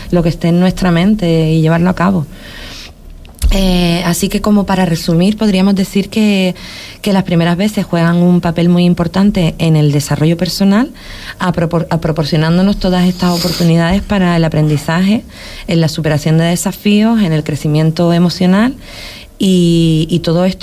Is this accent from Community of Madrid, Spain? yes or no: no; Huelva, Andalusia, Spain; now in Canary Islands, Spain; mi tierra de Huelva.